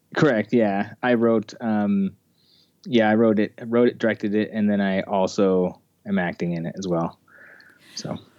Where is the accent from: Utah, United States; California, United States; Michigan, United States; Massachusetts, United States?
Utah, United States; Ogden; I grew up in Ogden, Utah, which is just north of Salt Lake City, um, here in Utah